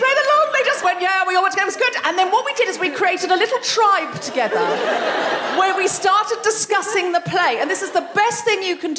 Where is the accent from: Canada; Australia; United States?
Australia; moved away as an adult; now in London, United Kingdom; being a young Australian woman from a beach town where people speak to each other